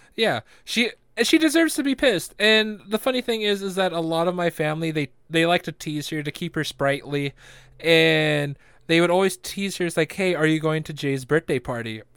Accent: Philippines; I'm Filipino

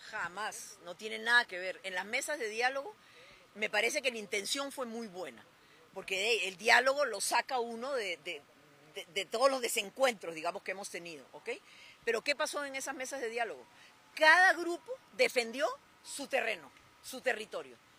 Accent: Costa Rica; como costarricenses

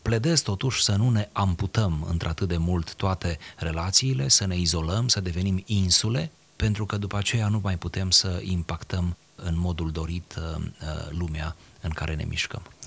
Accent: Romania; suntem români

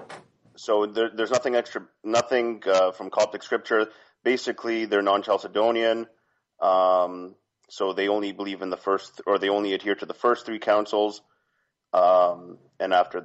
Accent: Canada; I grew up in Canada

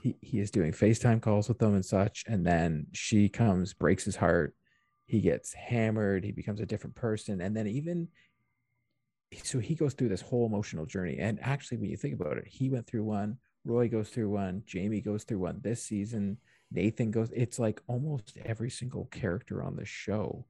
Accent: Canada; as a Canadian

